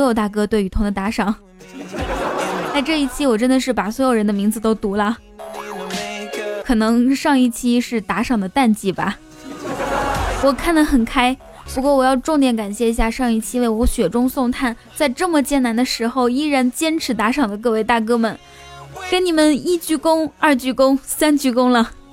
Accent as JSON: {"language": "Chinese", "region": "Inner Mongolia", "country": "China", "said": "我们内蒙古人"}